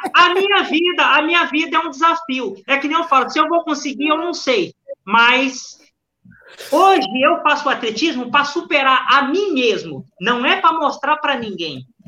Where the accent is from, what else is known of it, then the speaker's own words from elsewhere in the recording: Brazil; nós somos brasileiros